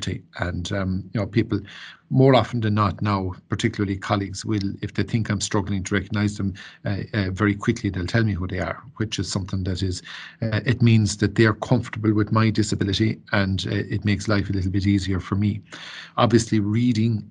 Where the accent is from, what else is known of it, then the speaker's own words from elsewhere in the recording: Ennistymon, Munster, Ireland; I grew up then in Ennisdiamon with my family